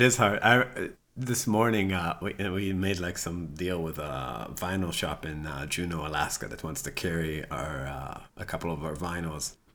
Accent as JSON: {"language": "English", "town": "Rehovot", "region": "Central District", "country": "Israel", "tie": "born or raised there", "moved": "yes", "lives_now": "United States", "said": "I'm from a town called Chovot, and, uh, that's about, like, twenty miles south of Tel"}